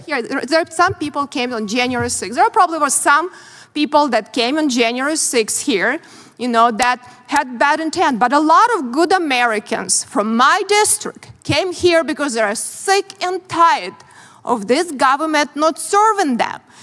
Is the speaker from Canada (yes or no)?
no; Ukraine; English is a second language; moved away as an adult; now in United States; I grew up in very similar country, Ukraine now